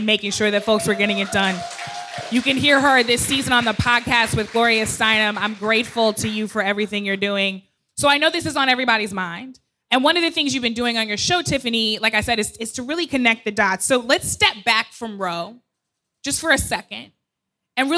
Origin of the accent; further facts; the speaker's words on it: Missouri, United States; my home state of Missouri